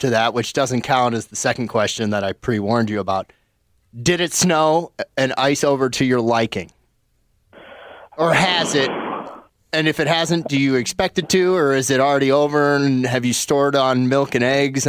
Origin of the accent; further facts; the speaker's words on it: Phoenix, Arizona, United States; I was born in Phoenix